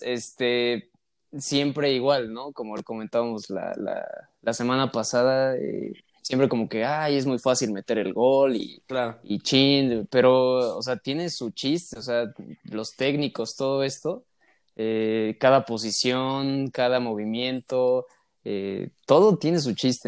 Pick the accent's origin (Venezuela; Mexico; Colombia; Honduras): Mexico; yo como, como mexicano